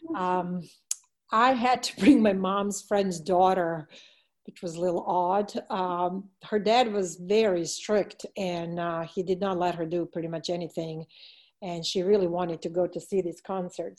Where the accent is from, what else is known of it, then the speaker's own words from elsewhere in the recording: Belgrade, Serbia; moved away; my hometown of Belgrade